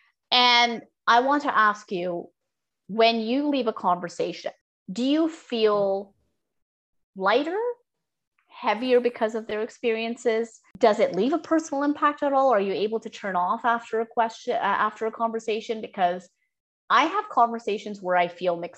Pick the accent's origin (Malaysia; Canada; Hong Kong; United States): Canada; as a Canadian South Asian who comes from immigrant parents